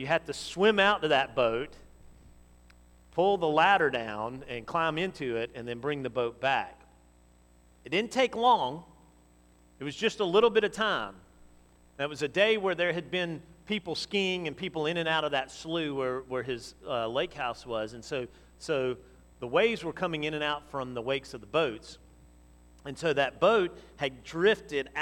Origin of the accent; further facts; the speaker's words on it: Montgomery, Alabama, United States; I grew up in Montgomery